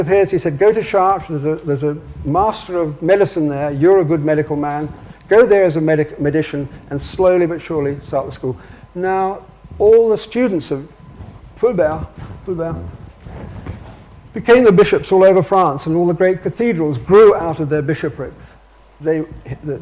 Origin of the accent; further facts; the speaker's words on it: England, United Kingdom; I'm English